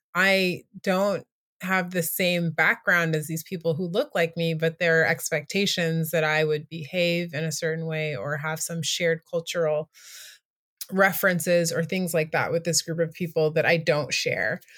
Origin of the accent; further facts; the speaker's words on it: United States; also born or lived in Asia; now in Washington, D.C., United States; being an American living in a country that's not America